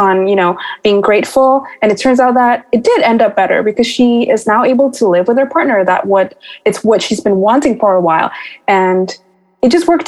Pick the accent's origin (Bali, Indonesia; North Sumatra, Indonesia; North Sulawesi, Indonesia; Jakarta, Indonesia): Bali, Indonesia; moved away; I also came from a third world country. So I came from Bali, Indonesia